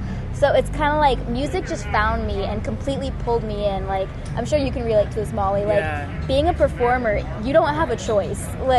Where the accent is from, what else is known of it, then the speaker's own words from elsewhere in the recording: Connecticut, United States; I'm also an East Coaster. We got the East Coast thing going. I'm from Connecticut.